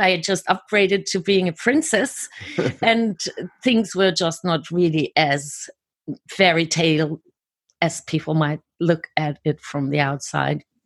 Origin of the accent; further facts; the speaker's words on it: Germany; I was born and raised in Germany.